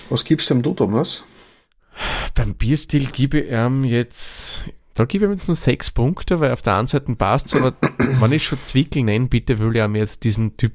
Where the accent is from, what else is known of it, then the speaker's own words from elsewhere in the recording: Austria; doch noch immer was Seltenes bei uns in Österreich zumindest.